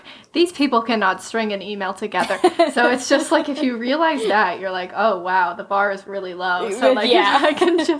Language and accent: English; Florida, United States; I grew up in Florida, but my mom's side of the family still lives in Charleston